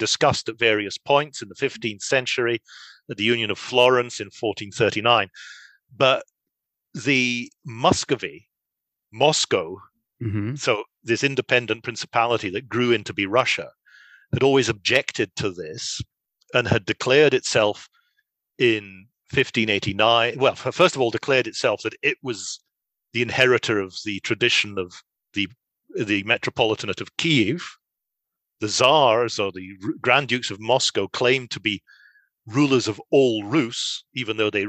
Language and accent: English; Scotland, United Kingdom; I speak English. That doesn't make me an Englishman. I'm a Scotsman.